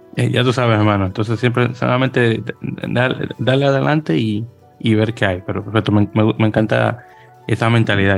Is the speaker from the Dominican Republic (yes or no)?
yes; Dominican Republic; soy dominicano